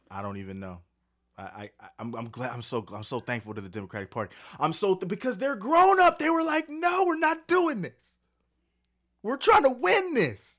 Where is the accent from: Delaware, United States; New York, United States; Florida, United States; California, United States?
California, United States; now in Texas, United States; I'm from California. I got out just in time